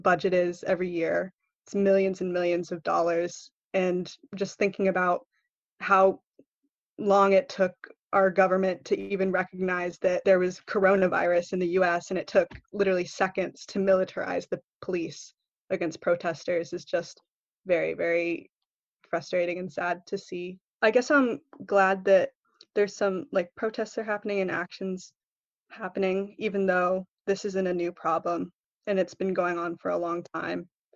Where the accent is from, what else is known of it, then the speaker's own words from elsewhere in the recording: Alaska, United States; moved away as an adult; also born or lived in Vermont; Alaska is my home state